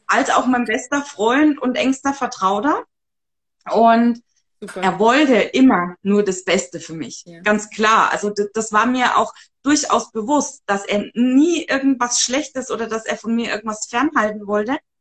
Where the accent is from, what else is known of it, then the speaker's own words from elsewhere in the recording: Upper Franconia, near Bamberg, Bavaria, Germany; wo ich herkomme vielleicht noch, ich wohne in dem schönen Oberfranken. Genau. Ähm, ja, Nähe Bamberg